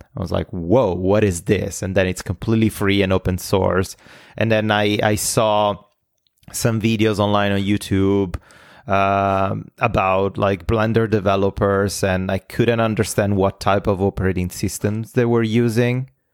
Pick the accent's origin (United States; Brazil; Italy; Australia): Italy; moved away as an adult; now in North America; I'm Italian. Uh, I lived, I was born in Italy and I lived in Italy until I was twenty-seven